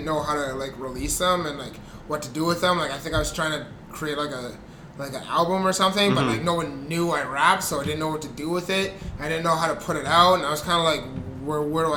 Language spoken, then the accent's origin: English; Vancouver, British Columbia, Canada; also born or lived in Burnaby; I grew up in East Van and Burnaby